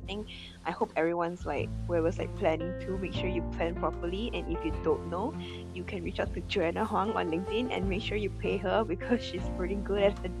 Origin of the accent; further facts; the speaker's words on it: Malaysia; I'm from Malaysia